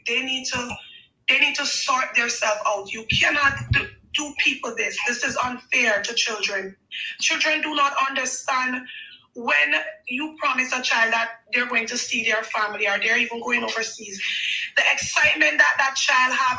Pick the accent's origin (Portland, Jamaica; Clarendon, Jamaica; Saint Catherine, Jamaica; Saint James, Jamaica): Saint James, Jamaica; Montego Bay; I'm from Montego Bay.